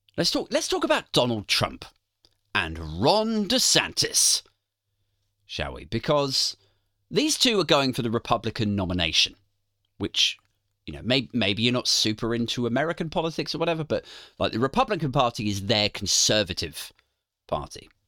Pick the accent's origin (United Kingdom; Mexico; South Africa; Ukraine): United Kingdom; Maidenhead, South East England; moved away; the time I lived in my hometown, Maidenhead